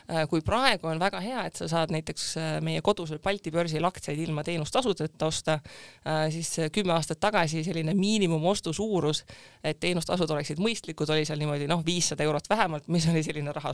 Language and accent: Estonian; Rakvere, Lääne-Viru County, Estonia; moved away as an adult; also born or lived in Tartu; ma olen muidu Rakverest pärit, läksin Tartusse ülikooli